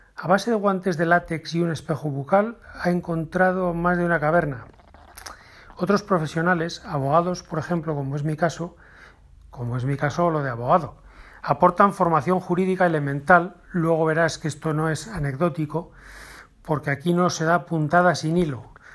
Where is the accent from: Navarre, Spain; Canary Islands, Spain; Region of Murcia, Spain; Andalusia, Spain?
Navarre, Spain; en Navarra, de donde yo soy